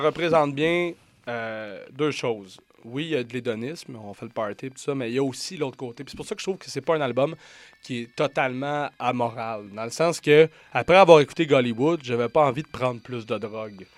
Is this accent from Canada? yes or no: yes; Montreal, Quebec, Canada; en tant que Montréalais